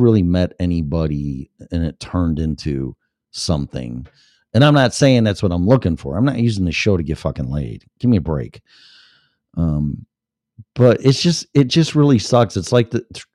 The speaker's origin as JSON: {"language": "English", "town": "Chicago", "region": "Illinois", "country": "United States", "tie": "born or raised there", "said": "I was born and raised in Chicago"}